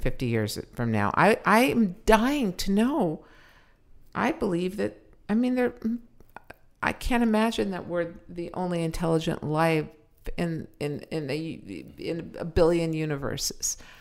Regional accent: Los Angeles, California, United States; also born or lived in Pacoima / Sepulveda (North Hills); I used to be ashamed that I was from the valley.

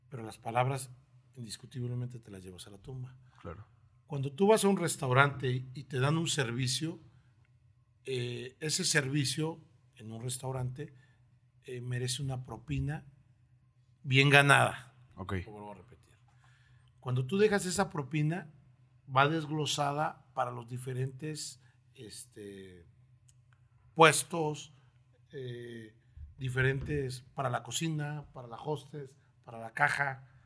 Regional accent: Oaxaca, Mexico; now in Torreón, Mexico; gusta ir a Oaxaca, tiene desde que llegué a Torreón no he ido, pero me gusta mucho Oaxaca

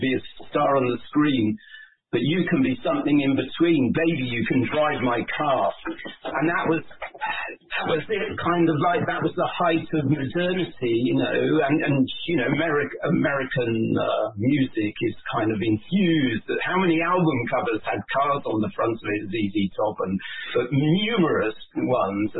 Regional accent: Leeds, Yorkshire and the Humber, United Kingdom; I was born in Leeds in northern England

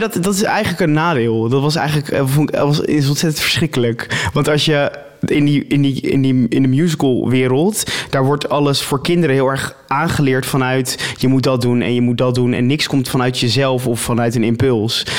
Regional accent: Rotterdam, South Holland, Netherlands; ik kom uit Rotterdam

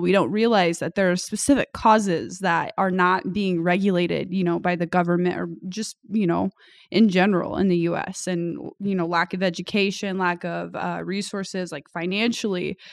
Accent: United States; growing up in America

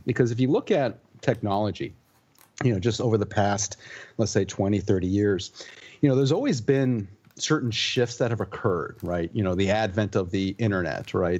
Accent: Puerto Rico; I grew up in Puerto Rico, you know, born and raised

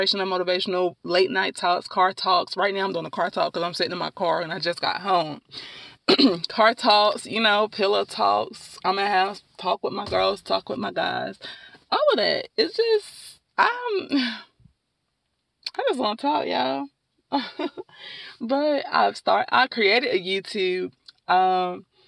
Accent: Durham, North Carolina, United States; also born or lived in Winston-Salem, North Carolina; I am from Durham, North Carolina, born and raised in Durham, North Carolina

